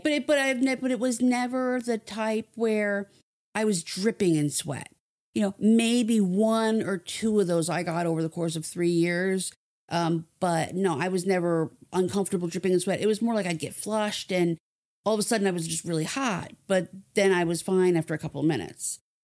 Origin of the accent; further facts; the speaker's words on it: New Jersey, United States; moved away; I was a kid growing up in New Jersey